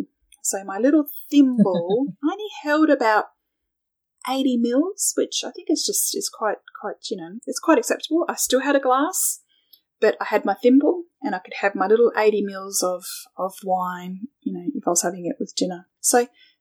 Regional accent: Australia; being Australian

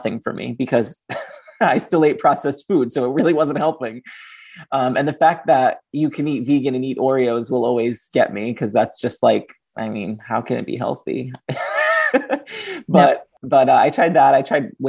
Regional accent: Fall River, Massachusetts, United States; I was raised on Portuguese food, and Fall River, Massachusetts is very famous for its Portuguese cuisine

